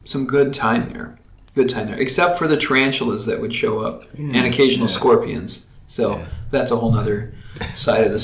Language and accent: English; Texas, United States; moved away; also born or lived in Colorado; I grew up in Texas in a loving family